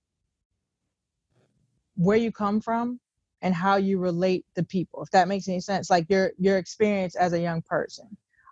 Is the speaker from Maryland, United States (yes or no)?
yes; Cambridge, Maryland, United States; I'm from the Eastern Shore of Maryland, Cambridge, Maryland, Groove City.